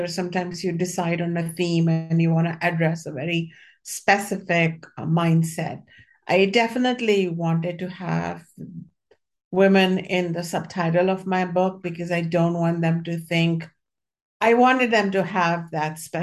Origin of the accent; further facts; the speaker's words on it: India; moved away; when I was growing up in India